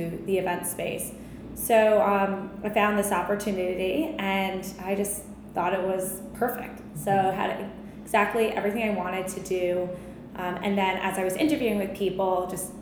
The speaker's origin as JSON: {"language": "English", "area": "Long Island", "region": "New York", "country": "United States", "tie": "born or raised there", "said": "I am from Long Island, born and raised"}